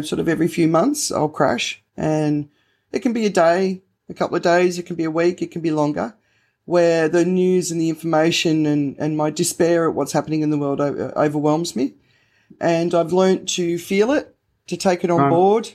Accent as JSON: {"language": "English", "country": "Australia", "said": "I'm Australian"}